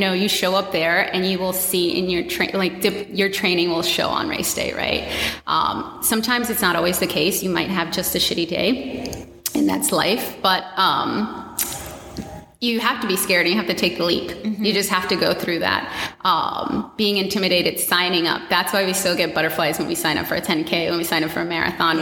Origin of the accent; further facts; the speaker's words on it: Washington, District of Columbia, United States; I am born and raised in Washington, D.C., a Latina.